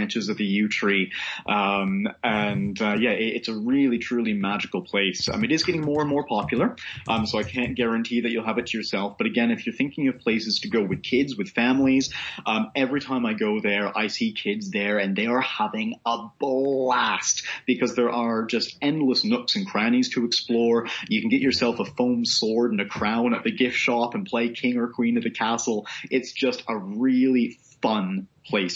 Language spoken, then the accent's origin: English; Canada; moved away as an adult; now in Edinburgh, United Kingdom; growing up in Canada